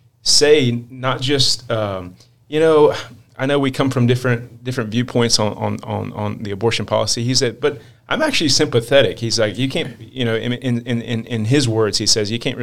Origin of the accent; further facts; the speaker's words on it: Edenton, North Carolina, United States; also born or lived in Norfolk, Virginia; born and raised in Norfolk, Virginia, but grew up on near the Outer Banks in Edenton, North Carolina.